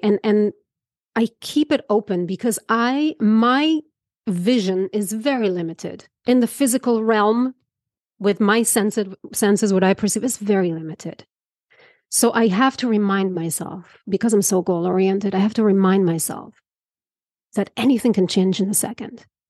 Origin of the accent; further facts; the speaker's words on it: Israel; moved away; I grew up in Israel